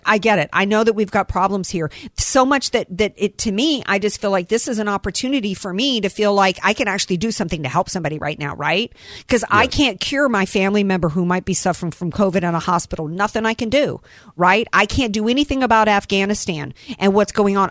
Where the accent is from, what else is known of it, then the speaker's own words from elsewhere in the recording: New Orleans, Louisiana, United States; y'all know that I'm from the New Orleans area, right?